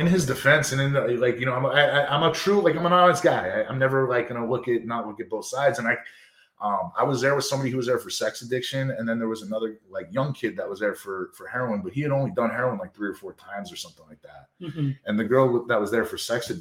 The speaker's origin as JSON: {"language": "English", "town": "New York City", "region": "New York", "country": "United States", "tie": "born or raised there", "said": "I was from New York City too"}